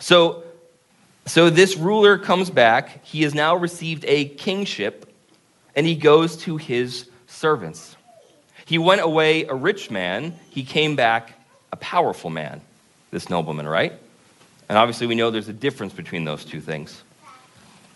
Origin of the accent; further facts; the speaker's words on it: Vermont, United States; now in Concord, United States; we're from Vermont, so for us, it's a really big city